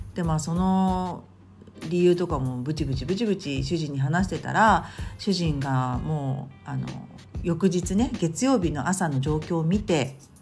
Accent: Tokyo, Japan; moved away; 東京の私の実家

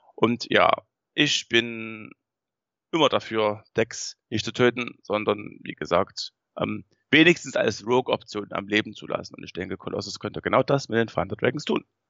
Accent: Saxony, Germany; wir kommen aus Sachsen

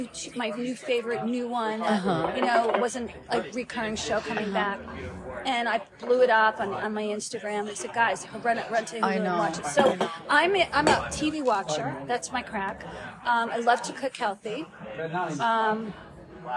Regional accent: New Jersey, United States; I'm from Jersey

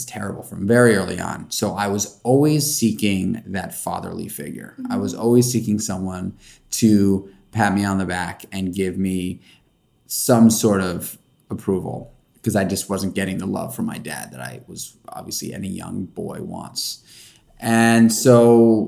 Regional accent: New York City, New York, United States; I'm born and raised in New York City. I grew up in Manhattan.

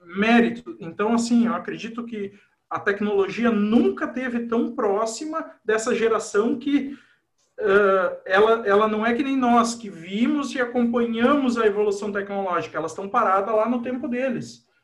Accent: Cristiumal, Rio Grande do Sul, Brazil; moved away as an adult; also born or lived in Carlos Barbosa / Horizontina / Santa Maria; now in Lajeado, Brazil; sou natural de Carlos Barbosa, mas morei boa parte da infância e da adolescência em Cristiumal

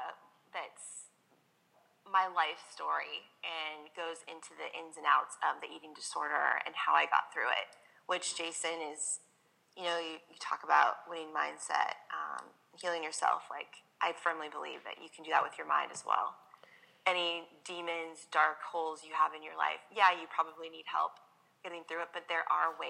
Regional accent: Seattle, Washington, United States; now in San Diego, United States; I grew up in Seattle, Washington

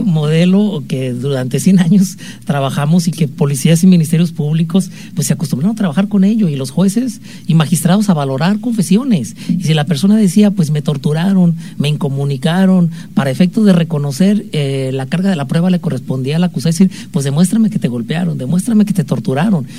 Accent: Mexico; como buenos mexicanos

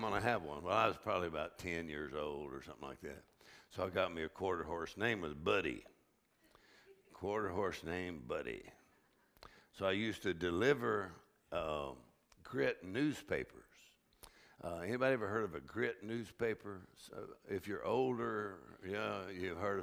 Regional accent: South Texas, United States; the way I grew up in South Texas

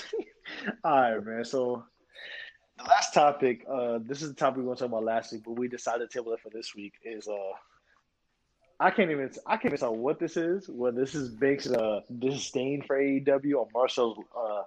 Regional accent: New York, United States; I'm from New York

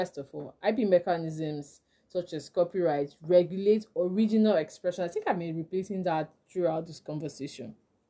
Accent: Nigeria; I'm a Nigerian intellectual property lawyer

